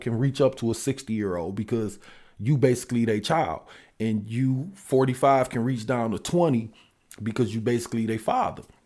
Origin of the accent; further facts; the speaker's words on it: Detroit, Michigan, United States; I'm from Detroit